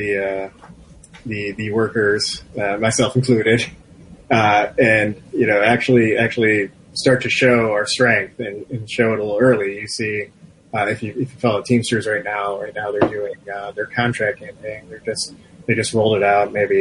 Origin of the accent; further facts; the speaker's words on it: Macomb County, Michigan, United States; I'm from Macomb County